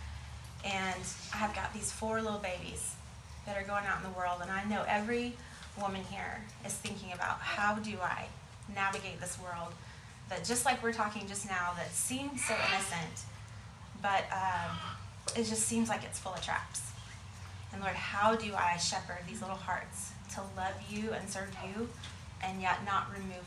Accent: San Antonio, Texas, United States; I grew up in San Antonio, on the west side

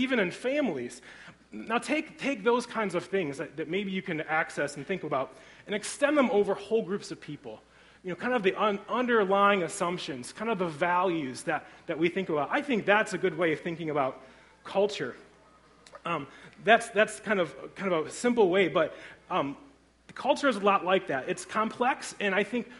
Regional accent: Griffith, Indiana, United States; I grew up in Griffith, Indiana, so I'm a region rat

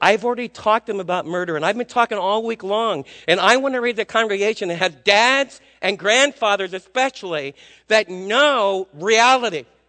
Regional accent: New York City, New York, United States; moved away; also born or lived in Texas; I was raised in Manhattan

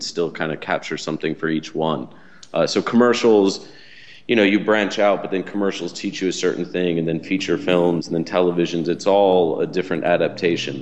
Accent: Atlanta, Georgia, United States; I grew up in the South, which was a in Atlanta, Georgia

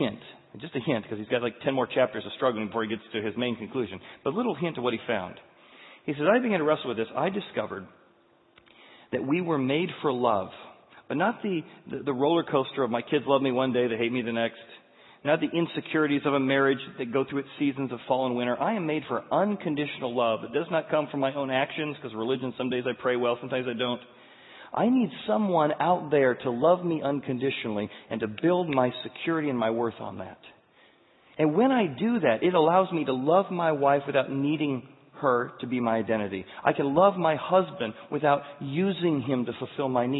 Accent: United States; as an American

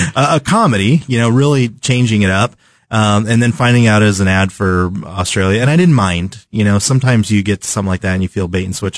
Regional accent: Southern California, United States; now in Kansas City, United States; one of the places I grew up in Southern California

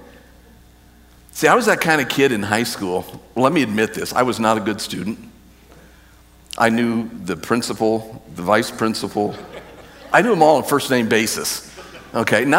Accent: United States; as an American

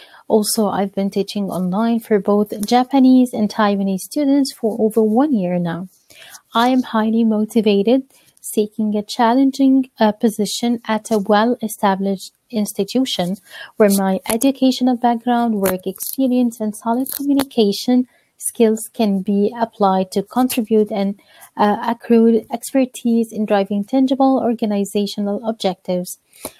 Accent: Cairo, Cairo Governorate, Egypt; I'm originally from Cairo, Egypt.

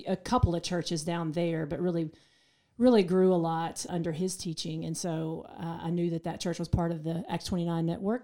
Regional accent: Waynesville, North Carolina, United States; now in Asheville, United States; I grew up in Waynesville, about thirty minutes from here.

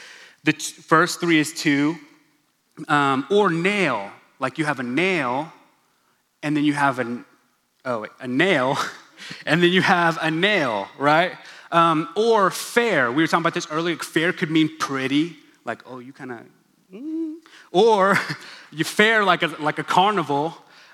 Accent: Stillwater, Oklahoma, United States; first language English; I'm an Oklahoman. I grew up in Stillwater, Oklahoma.

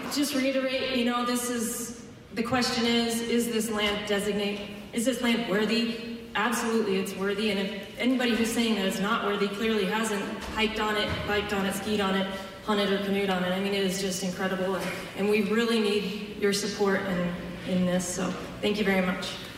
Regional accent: Mount Chase, Maine, United States; also born or lived in Millinocket, Maine; I was born in Millinocket, brought up in Mount Chase.

